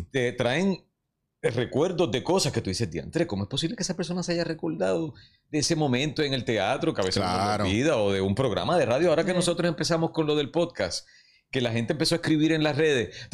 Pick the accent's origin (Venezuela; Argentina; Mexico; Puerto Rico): Puerto Rico; Somos dramáticos los puertorriqueños